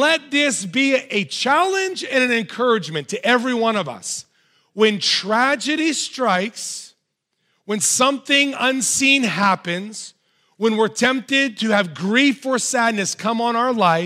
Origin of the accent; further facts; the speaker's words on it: United States; as American Christians